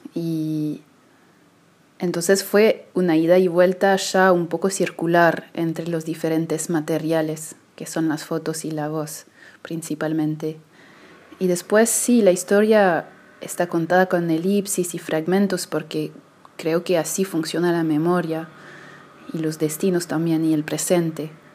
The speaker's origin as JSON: {"language": "Spanish", "town": "Paris", "region": "Île-de-France", "country": "France", "tie": "born or raised there", "said": "yo crecí en París"}